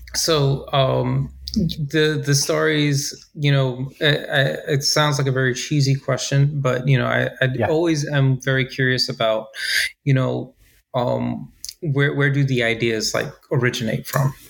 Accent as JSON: {"language": "English", "country": "United States", "said": "being an American who's traveled abroad"}